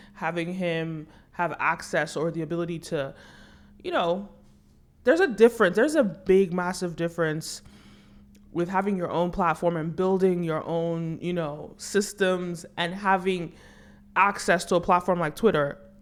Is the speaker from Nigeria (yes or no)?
yes; Nigeria; I'm Nigerian